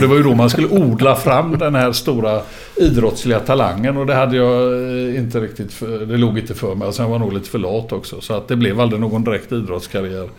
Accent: Gothenburg, Västra Götaland, Sweden; född och uppvuxen i Göteborg. Började ute på Hisingen

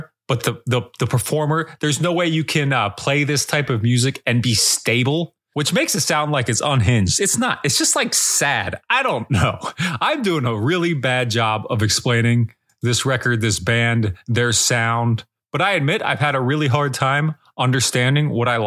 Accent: United States; I'll just be this normal ass white guy from the United States of America until the day

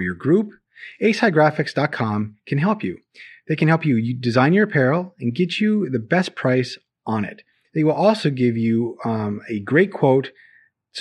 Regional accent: Minnesota, United States; accent: Minnesota; it is ingrained into my speech patterns as from where I'm from in Minnesota.

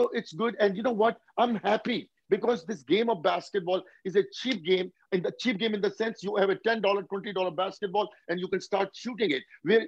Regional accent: India; now in United States; After I came here from India, you know, first 10 years, I just worked for 100 hours a week

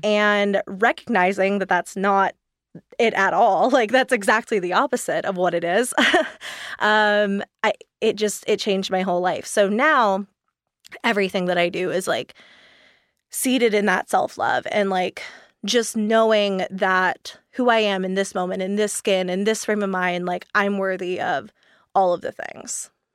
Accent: East Coast, United States; moved away; I grew up on the East Coast, so I was really used to, like, super high humidity

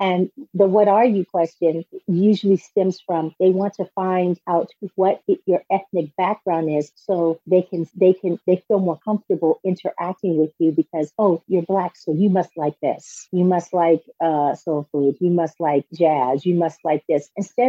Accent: California, United States; I was born and raised here in California specifically.

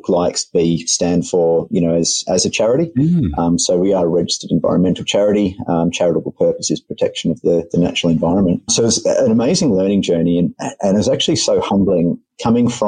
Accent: Australia; being an Australian myself

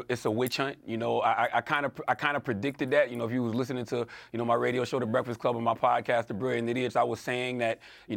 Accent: United States; As an American

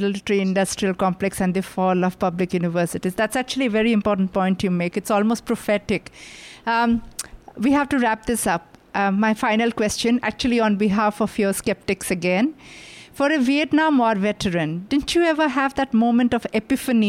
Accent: Odisha, India; I come from, my home state is Orissa, which is an eastern Indian state

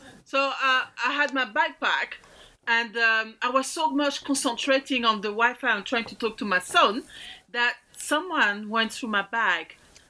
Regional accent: France; accent: French; I hope people will fancy my French accent.

